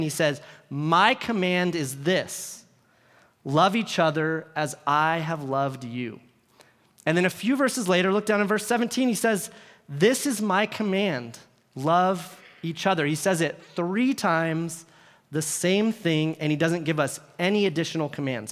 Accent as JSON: {"language": "English", "area": "Bay Area", "region": "California", "country": "United States", "tie": "born or raised there", "said": "I grew up here in the Bay Area"}